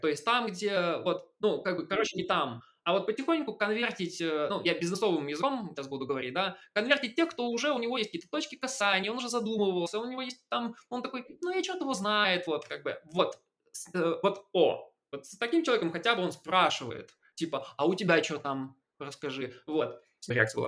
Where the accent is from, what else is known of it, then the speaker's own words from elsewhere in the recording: Belarus; я там белорус